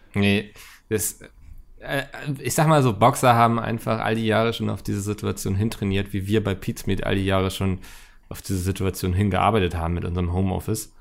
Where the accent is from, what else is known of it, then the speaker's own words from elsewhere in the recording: Northern Germany, Germany; als Norddeutscher